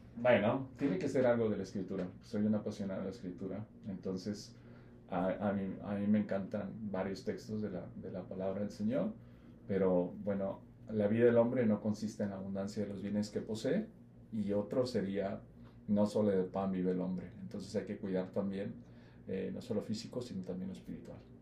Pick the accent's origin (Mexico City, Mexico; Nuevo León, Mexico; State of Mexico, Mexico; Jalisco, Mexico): Jalisco, Mexico; Yo soy de Jalisco